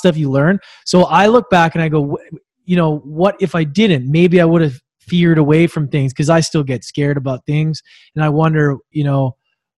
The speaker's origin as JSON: {"language": "English", "town": "Edmonton", "region": "Alberta", "country": "Canada", "tie": "born or raised there", "said": "I was born in Edmonton, which is like a freezing cold place in Canada."}